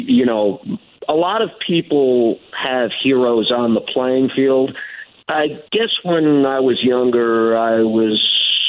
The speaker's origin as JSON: {"language": "English", "region": "New York", "country": "United States", "tie": "born or raised there", "said": "growing up in New York"}